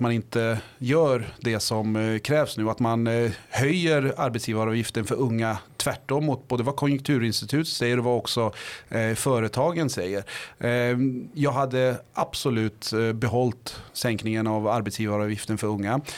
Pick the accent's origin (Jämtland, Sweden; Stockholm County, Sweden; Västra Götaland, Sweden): Stockholm County, Sweden; Botkyrka; moved away as an adult; now in Linköping, Sweden; i Vårby gård, eh, är jag uppväxt